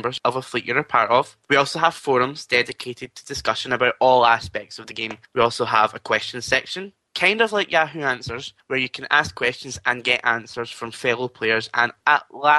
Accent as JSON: {"language": "English", "region": "Scotland", "country": "United Kingdom", "said": "I am Scottish"}